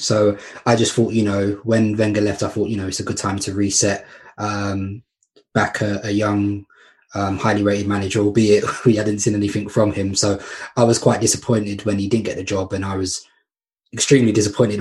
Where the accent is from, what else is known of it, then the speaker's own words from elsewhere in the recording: London, United Kingdom; I grew up in East London, Hackney and Walthamstow